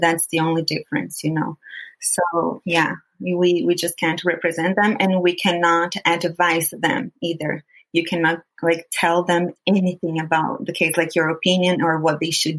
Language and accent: English; Brazil; first language Portuguese; English is a second language; moved away as an adult; now in United States; I am Brazilian and I live here in the U.S.